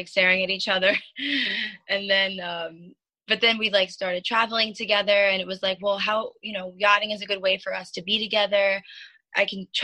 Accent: Long Island, New York, United States; now in Fort Lauderdale, United States; I'm originally from Long Island. I'm actually like at my parents' house right now.

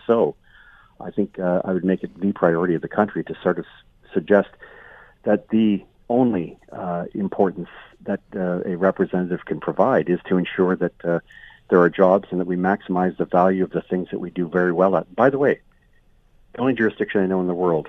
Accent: Eastern Canada, Canada; I'm from Eastern Canada

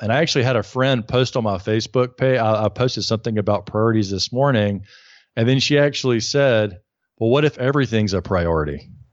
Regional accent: Alabama, United States; now in New York, United States; I'm from Alabama, living in New York

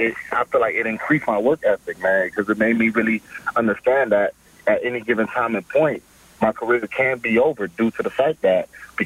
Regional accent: Maryland, United States; So I did a tryout with the BC Lions right in Maryland in my home state, probably about 35 minutes up the road

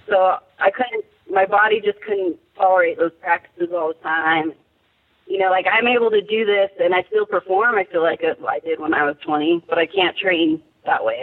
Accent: San Diego County, California, United States; I grew up in San Diego County

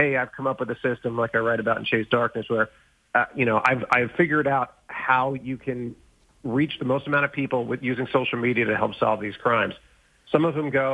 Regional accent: Long Island, New York, United States; growing up on Long Island, New York

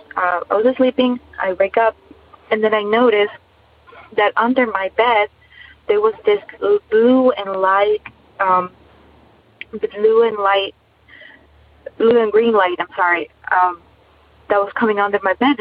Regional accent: Ecuador; I'm actually from Ecuador

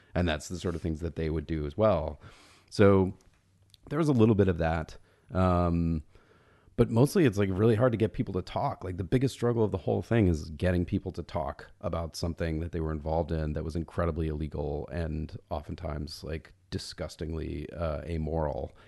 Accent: Atlanta, Georgia, United States; moved away; I grew up in Atlanta. My parents are both from Alabama.

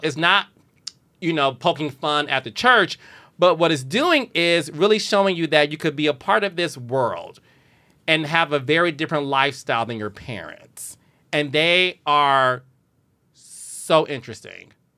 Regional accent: Detroit, Michigan, United States; Detroit, Michigan, which is my hometown

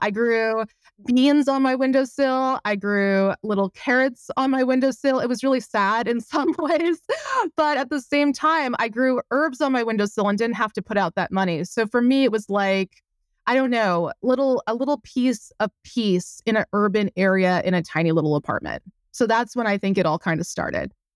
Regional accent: Quebec, Canada; moved away as an adult; also born or lived in Montreal, Quebec; now in Windsor, Canada; I'm from Quebec

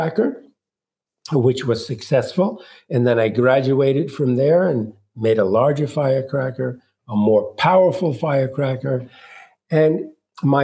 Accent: New York City, New York, United States; I was born in Brooklyn, New York in 1941, my dad spoke no English

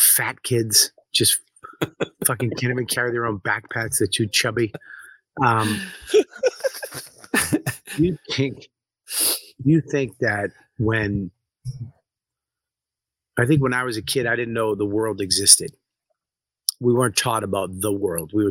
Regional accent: Medford, Massachusetts, United States; I'm from Medford, you know, I'm from Boston.

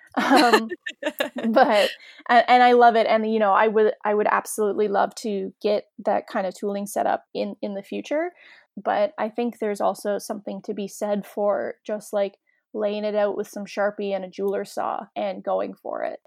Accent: Canada; as a Canadian

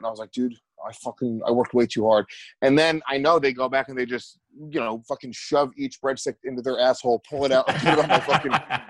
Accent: Rockland County, New York, United States; I'm not a city kid. I'm a suburban kid. I grew up in Rockland County, New York. Ooh, I grew up in the burbs.

